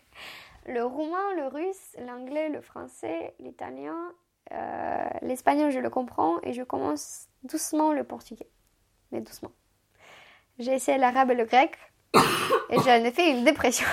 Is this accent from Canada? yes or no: no; Chisinau, Moldova; first language Romanian; French is a second language; now in France; ma langue maternelle c'est le roumain, d'où vient tout de Moldavie